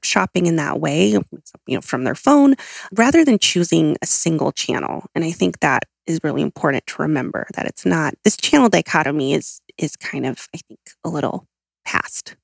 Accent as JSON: {"language": "English", "region": "Southern California", "country": "United States", "said": "I'm from Southern California"}